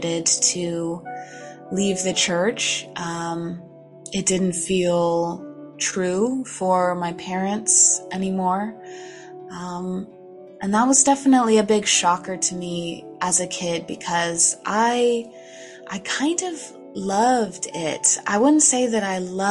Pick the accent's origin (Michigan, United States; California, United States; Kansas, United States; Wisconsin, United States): California, United States; Gold Country, Sierra Nevada foothills, Northern; moved away as an adult; also born or lived in Los Angeles, California; I'm from Northern California. I'm here in the Gold Country, foothills of the Sierra Nevadas. It's a beautiful place. I just recently moved back, but this was where I grew up.